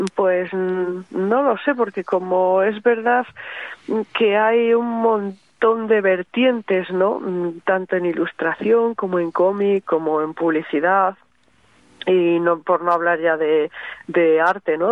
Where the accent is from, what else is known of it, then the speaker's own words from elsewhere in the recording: Barakaldo, Basque Country, Spain; mi tierra, ¿no? De Baracaldo, de la margen izquierda